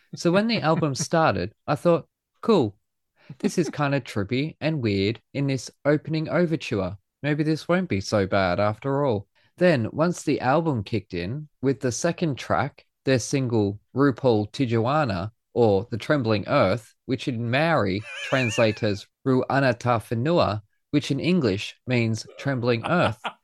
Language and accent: English; Australia; being Australian